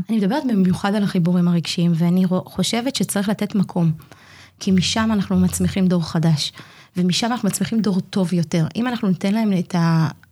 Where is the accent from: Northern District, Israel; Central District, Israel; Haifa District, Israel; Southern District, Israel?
Northern District, Israel; Migdal HaEmek; אני תושבת מגדל העמק. אני נולדתי במגדל העמק, אמנם לא תמיד התחנכתי במגדל העמק